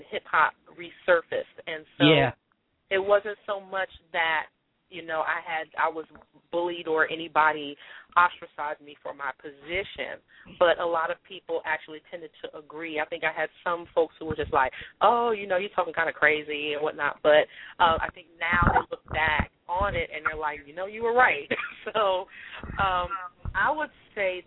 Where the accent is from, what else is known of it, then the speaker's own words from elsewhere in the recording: New York City, New York, United States; I am a native New Yorker, born and raised in New York City, Jamaica, Queens